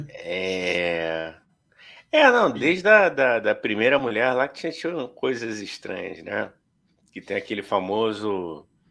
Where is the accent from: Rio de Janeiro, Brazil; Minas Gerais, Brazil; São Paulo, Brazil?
Rio de Janeiro, Brazil; A gente é do Rio de Janeiro